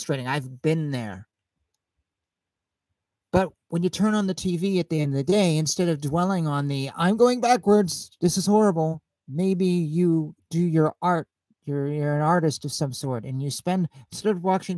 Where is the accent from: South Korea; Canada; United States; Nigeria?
United States; Bellingham, Washington; moved away; I grew up in Bellingham, Washington. I graduated high school there